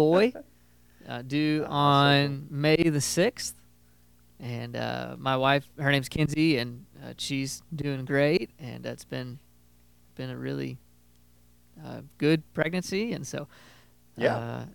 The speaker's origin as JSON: {"language": "English", "town": "Scottsburg", "region": "Indiana", "country": "United States", "tie": "born or raised there", "said": "I live in a small town called Scottsburg, Indiana. Actually my hometown"}